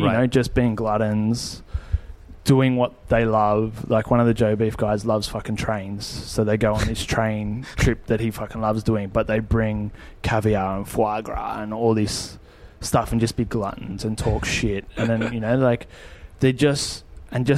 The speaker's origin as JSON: {"language": "English", "country": "Australia", "said": "we're chefs from Australia"}